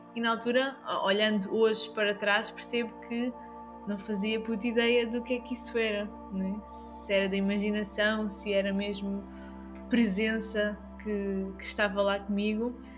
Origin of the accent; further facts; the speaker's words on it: Algarve, Portugal; nós estamos aqui e somos né, do Algarve.